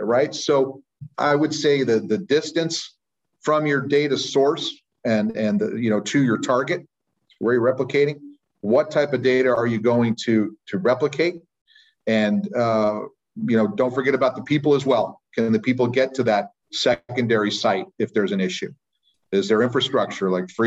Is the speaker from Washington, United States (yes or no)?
no; Sacramento, California, United States; I am from Sacramento, California, where I live and work most of the time